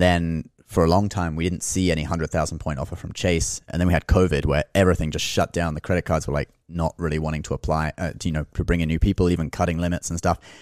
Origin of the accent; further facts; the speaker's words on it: Hong Kong; now in New York, United States; I was born in Hong Kong, so, and my major in college is, uh, Chinese language